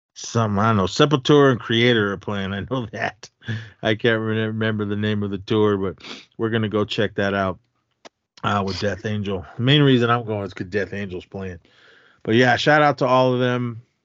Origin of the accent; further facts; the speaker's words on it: the Bay Area, California, United States; me growing up in the Bay